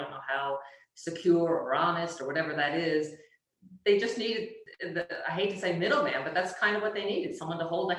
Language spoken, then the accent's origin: English; Australia; I am Australian with Italian heritage.